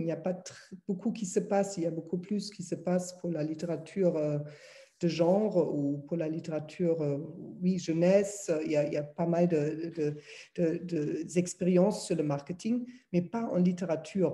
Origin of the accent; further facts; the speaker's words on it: Berlin, Germany; French is a second language; moved away; je suis, comme vous entendez certainement, je suis allemande, donc née à Berlin